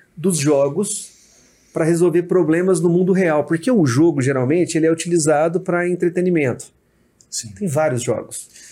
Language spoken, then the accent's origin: Portuguese; Uberlândia, Minas Gerais, Brazil; Eu sou de Uberlândia